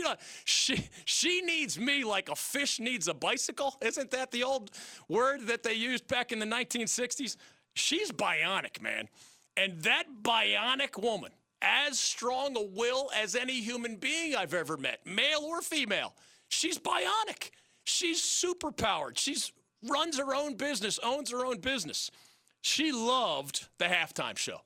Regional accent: Philadelphia, Pennsylvania, United States; I'm from Philly

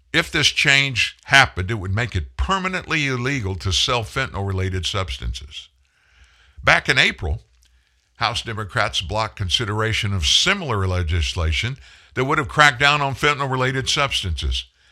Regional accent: Lafayette, Louisiana, United States; Lafayette, Louisiana, my hometown

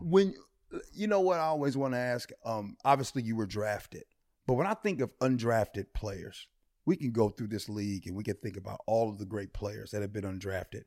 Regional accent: Midwest, United States; now in Seattle, United States; I'm from the Midwest

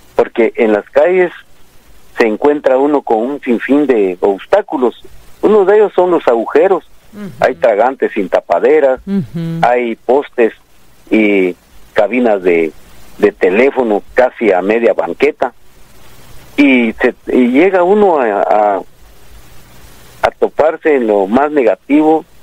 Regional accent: El Tumbador, San Marcos, Guatemala; now in Guatemala City, Guatemala; Yo soy del departamento de San Marcos

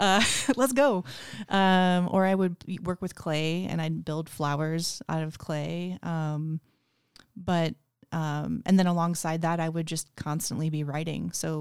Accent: Kansas, United States; also born or lived in Florida / Portland, Oregon / New York; now in Spokane, United States; I'm from all over. I grew up a lot in Kansas, but also in Florida. I've lived in like 9 different places, states.

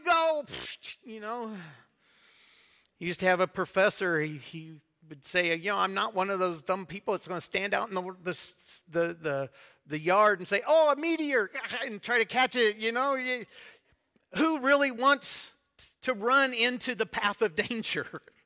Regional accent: United States; now in Debrecen, Hungary; I am an American

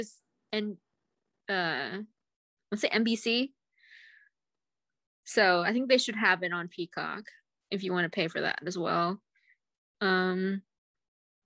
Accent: United States; as an American

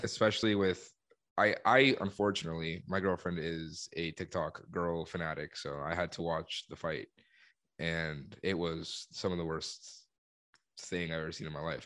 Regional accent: Colombia; moved away; I'm from Colombia

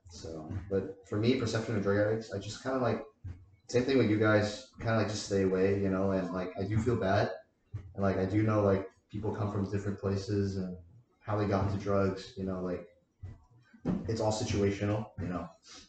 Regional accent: Tennessee, United States; moved away as an adult; now in Los Angeles, United States; I come from Tennessee, definitely a smaller city than LA.

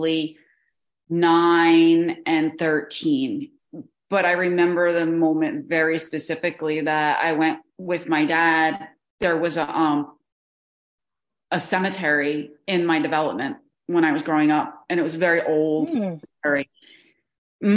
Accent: New Jersey, United States; I'm from New Jersey

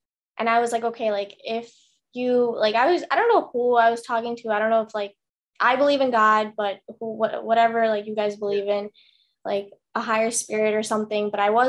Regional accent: Chicago, Illinois, United States; yeah, I'm from Chicago, yeah.

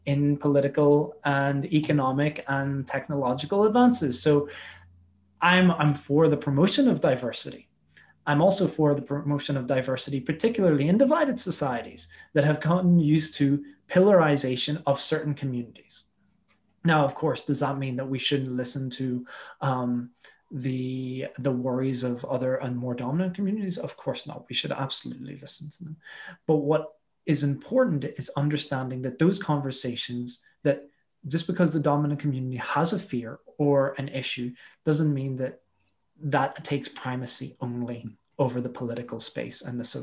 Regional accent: Belfast, Northern Ireland, United Kingdom; accent: Northern Irish; I spent most my schooling was mostly in Belfast

